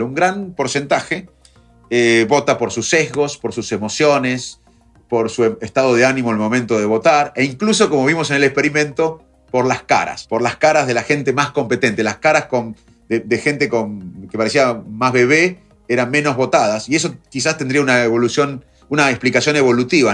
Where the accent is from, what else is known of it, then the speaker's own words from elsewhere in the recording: Arroyo Dulce, Buenos Aires, Argentina; los dos nos criamos en Arroyo Dulce, en Salto